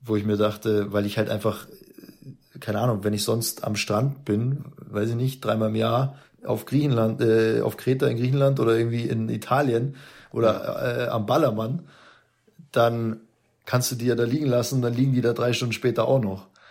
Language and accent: German; Munich, Bavaria, Germany; als Münchner